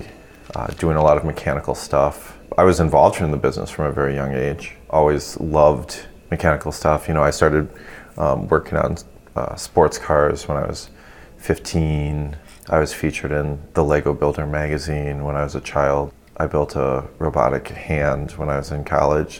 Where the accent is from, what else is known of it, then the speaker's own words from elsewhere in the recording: DeKalb, Illinois, United States; also born or lived in Davenport, Iowa / St. Paul, Minnesota; when I was in maybe second grade, we moved to the DeKalb-Sycamore area of Northern Illinois and where we live currently.